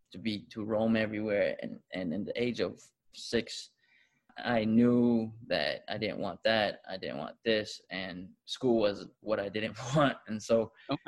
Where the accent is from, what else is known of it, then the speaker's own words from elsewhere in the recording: Tonga; now in United States; I was born here in America, but I was raised in the islands since the age of 2 or 3 years old.